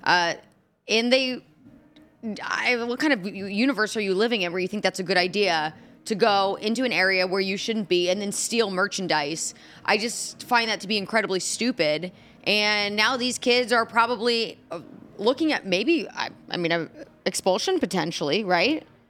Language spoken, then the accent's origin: English; Indianapolis, Indiana, United States; now in Nashville, United States; I'm from Indianapolis